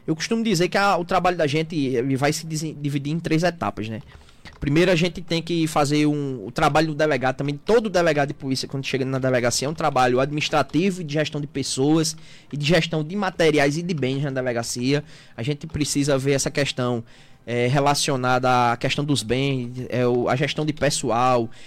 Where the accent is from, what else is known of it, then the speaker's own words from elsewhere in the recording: Guarabira, Paraíba, Brazil; now in Afogados da Ingazeira, Brazil; Sou, de Guarabira, na Paraíba.